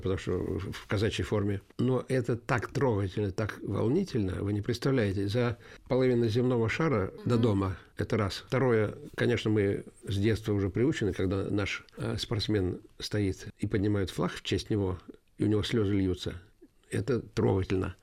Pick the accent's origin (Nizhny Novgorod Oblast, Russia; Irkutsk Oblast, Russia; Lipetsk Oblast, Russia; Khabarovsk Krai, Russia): Lipetsk Oblast, Russia; Yelets; also born or lived in Riga, Latvia; я коренной ельчанин. С года я живу в Ельце. А единственное, родился я в городе Риге